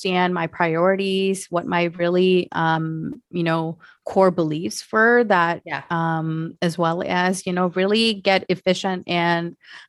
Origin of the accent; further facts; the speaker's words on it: Michigan, United States; So I grew up in Southeast Michigan.